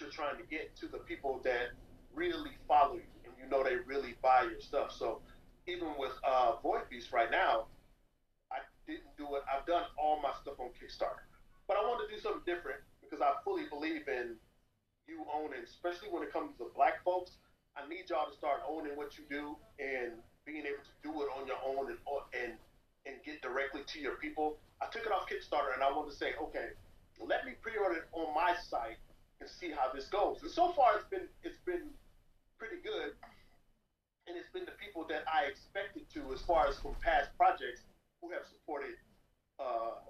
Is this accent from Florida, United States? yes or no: no; Moreno Valley, California, United States; also born or lived in Paramount, California / Compton, California; growing up in Southern California